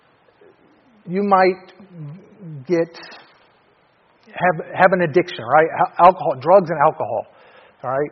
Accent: Detroit, Michigan, United States; I'm from Detroit. I mean, it's Motown, it's Detroit Rock City, it's, you know, music was a big thing where I grew up

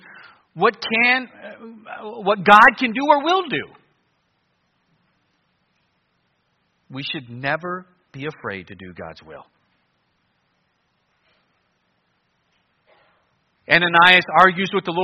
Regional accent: Cleveland, Ohio, United States; moved away as an adult; also born or lived in New Guinea; I grew up in Cleveland and I liked it.

